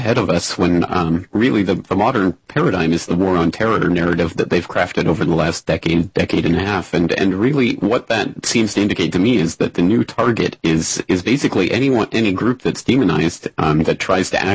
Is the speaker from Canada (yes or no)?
yes; Canada; I'm a Canadian citizen